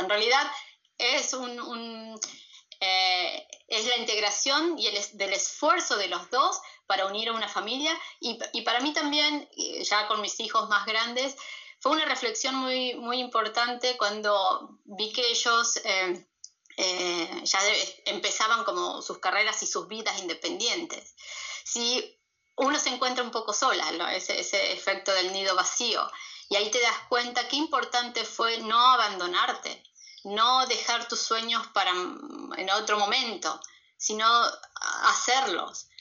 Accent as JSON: {"language": "Spanish", "country": "Argentina", "also_born_or_lived": "Peru", "moved": "as an adult", "said": "soy argentina"}